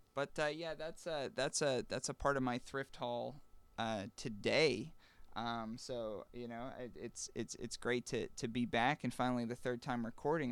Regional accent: Western Pennsylvania, United States; Being from Western P

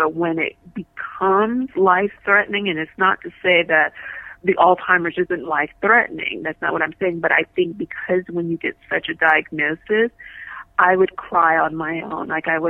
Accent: New Orleans, Louisiana, United States; I remember telling the therapist, we came from New Orleans.

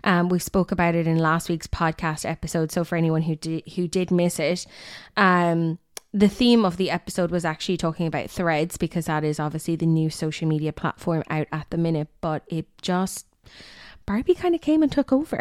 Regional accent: Limerick, Munster, Ireland; I'm from Limerick

